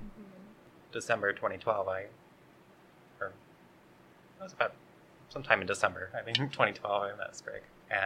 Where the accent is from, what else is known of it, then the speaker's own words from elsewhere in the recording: Sunflower, Arizona, United States; We grew up rural in Sunflower, Arizona